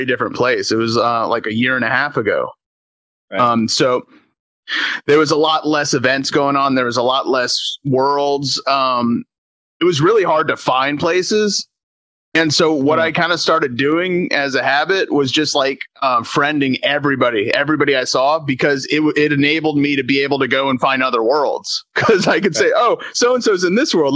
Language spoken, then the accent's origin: English; Tampa, Florida, United States; I grew up in Tampa